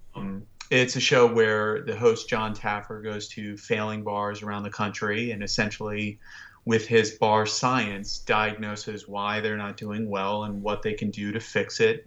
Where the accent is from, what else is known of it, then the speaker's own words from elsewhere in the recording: Washington, District of Columbia, United States; I grew up in Washington, D C, and I grew up in the nineties